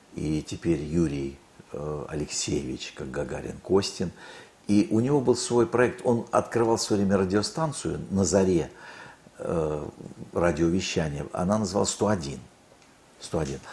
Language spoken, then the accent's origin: Russian; Khabarovsk, Khabarovsk Krai, Russia; moved away; also born or lived in Leningrad; я, кстати, родился на Дальнем Востоке, в Хабаровске